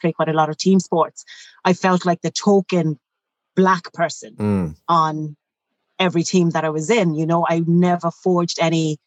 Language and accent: English; Shannon, Munster, Ireland; I grew up in Shannon